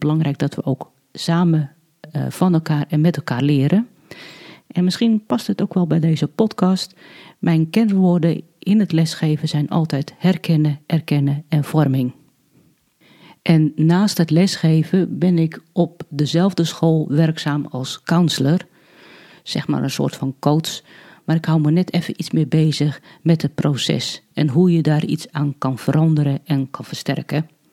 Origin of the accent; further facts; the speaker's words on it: Alkmaar, North Holland, Netherlands; moved away; also born or lived in Hardinxveld-Giessendam/Heerewaarden; geboren in Alkmaar en woon in Heergewaard samen met mijn man